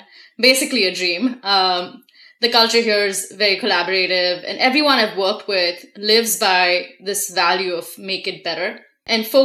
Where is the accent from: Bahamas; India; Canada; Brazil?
India; moved away as an adult; now in United States; I was born and raised in India and moved to the States a little over 4 years ago.